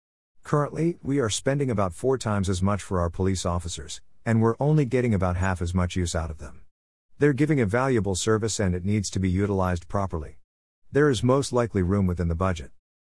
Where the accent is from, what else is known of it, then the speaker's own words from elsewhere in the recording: Salmon Creek, Washington, United States; I've lived in Clark County my whole life. I grew up in the Salmon Creek area.